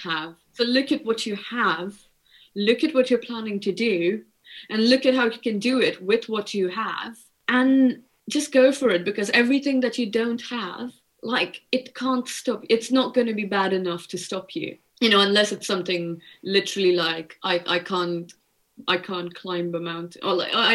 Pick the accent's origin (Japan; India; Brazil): India; moved away; I grew up in India.